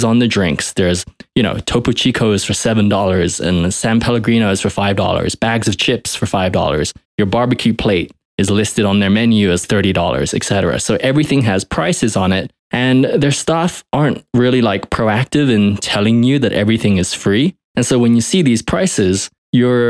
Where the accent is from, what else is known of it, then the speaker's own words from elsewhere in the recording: United Kingdom; now in United States; I'm originally British